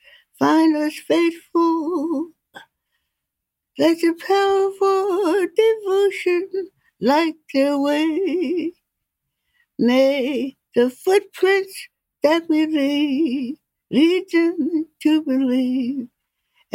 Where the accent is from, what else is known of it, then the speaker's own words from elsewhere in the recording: Philadelphia, Pennsylvania, United States; I was born in Philadelphia, Pennsylvania at the Lyman Hospital, 8th and Spruce